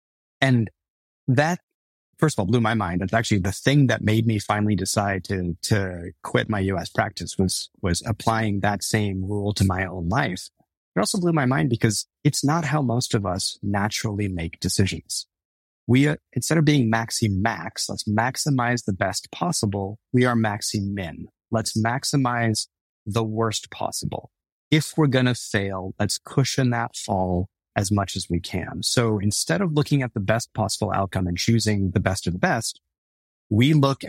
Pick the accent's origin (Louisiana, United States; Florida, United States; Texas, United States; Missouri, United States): Texas, United States; Yes, we grew up brown in Texas. Yes, we dealt with racism.